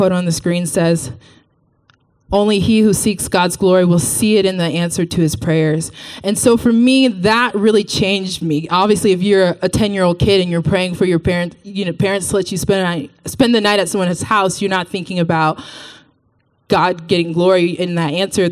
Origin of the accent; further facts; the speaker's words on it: Texas, United States; I'm from Texas. So about me, I grew up in the church in Texas. Went to the same church my entire life